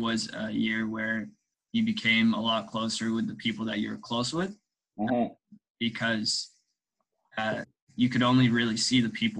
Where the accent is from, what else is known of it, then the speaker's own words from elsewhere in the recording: South Africa; born there; also born or lived in Mozambique; Yeah, I was born in South Africa, but we lived in Mozambique. My parents lived in Mozambique for over 10 years. But for me, I left Mozambique when I was 4 years old.